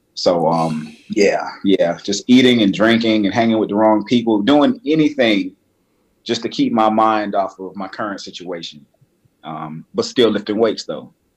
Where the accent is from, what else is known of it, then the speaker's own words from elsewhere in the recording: Miami, Florida, United States; moved away as an adult; also born or lived in Georgia; now in Atlanta, United States; am born and raised in Miami, uh, Miami.